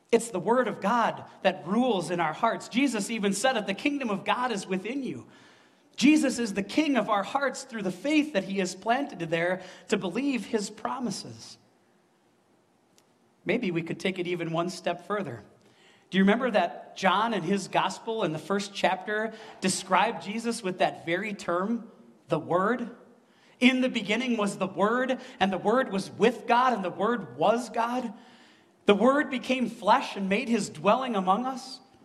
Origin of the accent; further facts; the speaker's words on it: Wisconsin, United States; I came from Wisconsin, where Christmas Mountain is a tiny hill in Wisconsin Dells, right? We don't have mountains